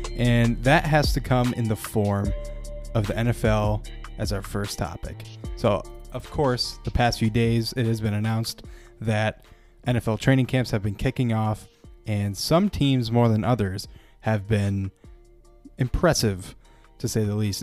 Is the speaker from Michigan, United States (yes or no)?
yes; Petoskey, Michigan, United States; Petoskey, my hometown